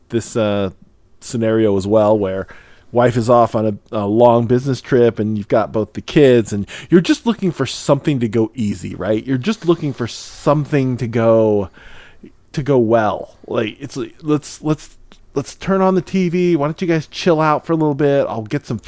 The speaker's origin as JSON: {"language": "English", "region": "Midwest", "country": "United States", "tie": "born or raised there", "moved": "yes", "lives_now": "Seattle, United States", "said": "I grew up in the Midwest where we would get some decent snow"}